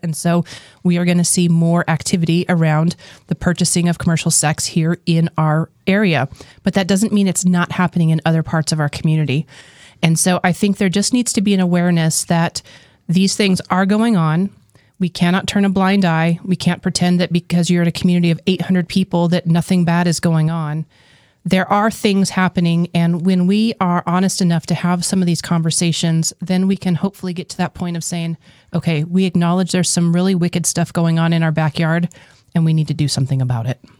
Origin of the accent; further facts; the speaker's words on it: New Mexico, United States; I was born and raised in New Mexico